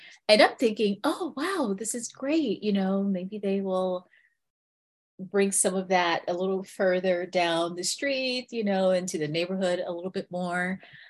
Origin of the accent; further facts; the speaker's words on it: Washington, District of Columbia, United States; now in Atlanta, United States; Oh, home is Atlanta, Georgia. Mm-hmm. I moved here in the early 90s. Okay. I'm originally from Washington, D.C.